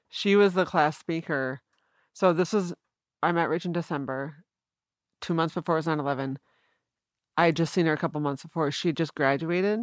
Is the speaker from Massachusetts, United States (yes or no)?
no; East Grand Rapids, Michigan, United States; moved away as an adult; also born or lived in Boston; I'm from East Grand Rapids